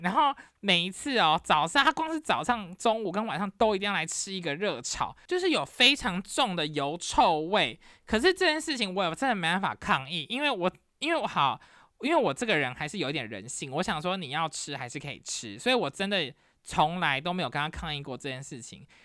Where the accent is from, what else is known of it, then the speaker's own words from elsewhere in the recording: Taiwan; now in United States; 因为我是台湾人